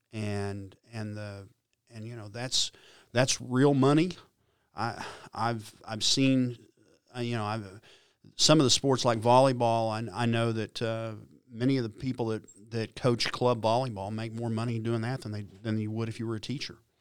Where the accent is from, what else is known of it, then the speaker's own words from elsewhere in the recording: Stillwater, Oklahoma, United States; growing up in Stillwater